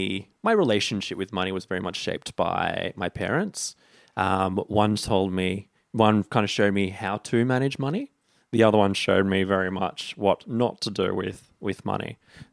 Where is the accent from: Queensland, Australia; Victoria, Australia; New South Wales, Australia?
New South Wales, Australia; Sydney; Northern Beaches, Sydney.